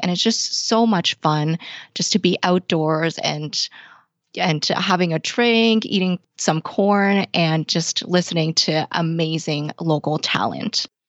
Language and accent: English; Toronto, Ontario, Canada; I was born and raised here in Toronto, Canada